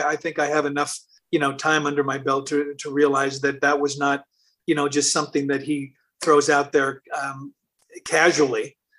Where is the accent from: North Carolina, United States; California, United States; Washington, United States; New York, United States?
Washington, United States; Seattle; moved away; I'm from Seattle